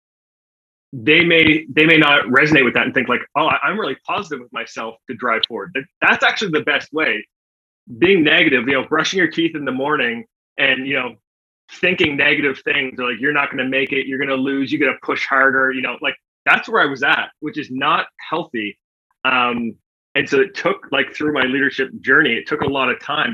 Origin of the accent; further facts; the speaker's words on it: Canada; accent: Canadian; I am from Canada.